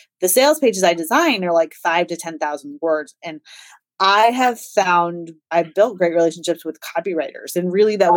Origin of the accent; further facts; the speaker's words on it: Des Moines, Iowa, United States; I am from Des Moines, Iowa, which is right in the middle of the United